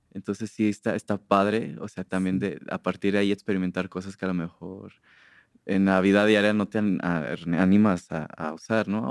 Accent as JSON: {"language": "Spanish", "town": "Purísima del Rincón", "region": "Guanajuato", "country": "Mexico", "tie": "born or raised there", "moved": "yes", "lives_now": "Guadalajara, Mexico", "said": "Purísima de Rincones. Es muy bonito estar en el silencio, o sea, amo estar en el silencio de mi pueblo"}